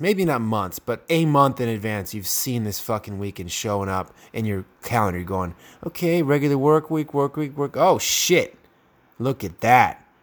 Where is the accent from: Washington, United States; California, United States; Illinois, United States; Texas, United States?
California, United States; San Jose; now in Gilroy, United States; I come from San Jose, California